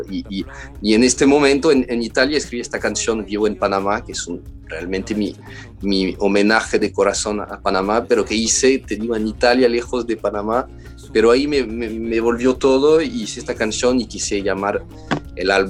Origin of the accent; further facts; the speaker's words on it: Paris, Île-de-France, France; escuchamos mucha folk en casa, todos los clásicos y las canciones francesas también, porque, porque también crecí en París.